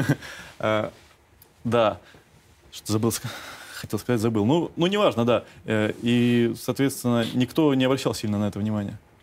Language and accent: Russian; Simferopol, Crimea, Ukraine; moved away; also born or lived in Kramatorsk, Donetsk Oblast; я э, родился в Крыму